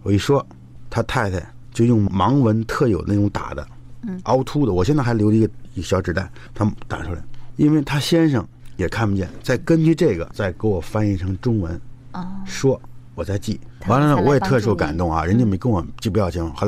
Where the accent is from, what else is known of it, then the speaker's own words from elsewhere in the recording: China; 他知道我来自中国，